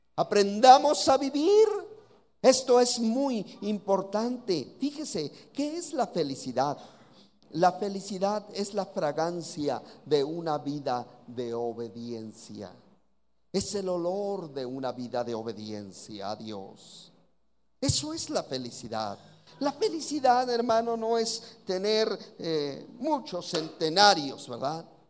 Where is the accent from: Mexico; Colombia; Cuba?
Mexico; Oaxaca; aquí en Oaxaca nos dicen oaxaquitos, así que así somos aquí los de Oaxaca